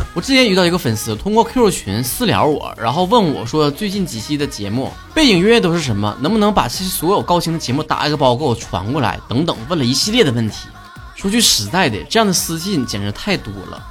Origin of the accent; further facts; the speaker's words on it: Northeast China, China; accent: Northeastern Mandarin (东北话); 我们这一期的东北话脱口秀到这结束了